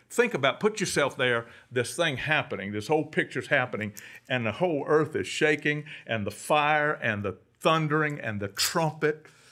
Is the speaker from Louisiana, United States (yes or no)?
yes; Cajun, Louisiana, United States; I'm a Cajun